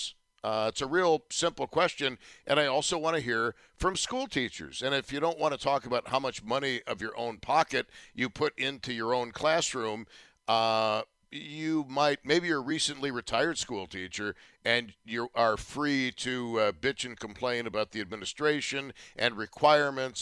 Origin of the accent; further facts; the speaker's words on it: Tonawanda, New York, United States; the various schools I attended, Brighton Elementary, Benjamin Franklin Junior High School, Kenmore East, and then UB